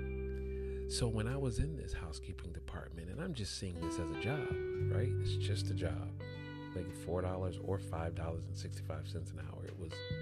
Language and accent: English; Atlanta, Georgia, United States; I grew up in Atlanta, Georgia